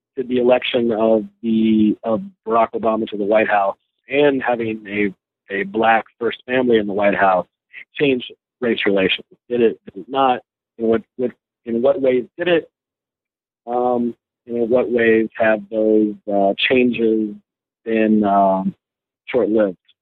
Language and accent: English; North Carolina, United States; moved away as an adult; also born or lived in Los Angeles, California / Ohio / Virginia; now in Connecticut, United States; migrated to North Carolina with my family in uh, the late 70s. Grew up there in the uh, kind of mid South in in North Carolina